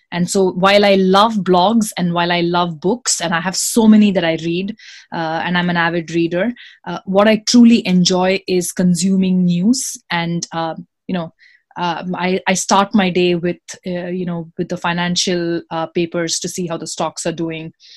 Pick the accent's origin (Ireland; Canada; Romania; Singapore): Singapore; moved away as an adult; also born or lived in India / Sydney, Australia; now in United States; i was born in india uh, and I was raised in Singapore. I went to went to high school in Singapore.